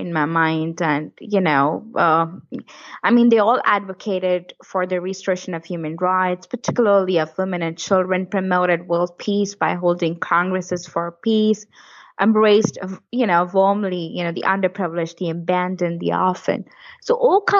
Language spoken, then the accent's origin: English; near Kashmir, Jammu and Kashmir, India; moved away; I was born near the Kashmir area